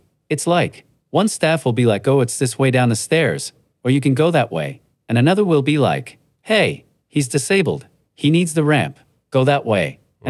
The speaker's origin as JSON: {"language": "English", "town": "North Bay", "region": "Ontario", "country": "Canada", "said": "I'm from North Bay."}